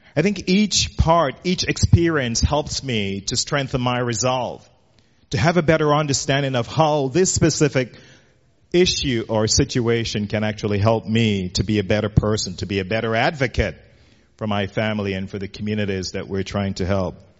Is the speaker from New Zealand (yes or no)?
no; Jamaica; moved away as an adult; now in United States; I grew up in Jamaica as a kid